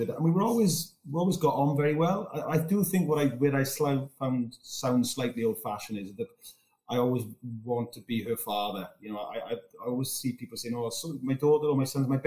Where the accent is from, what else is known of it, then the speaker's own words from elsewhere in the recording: Wales, United Kingdom; moved away; Very proud to come from there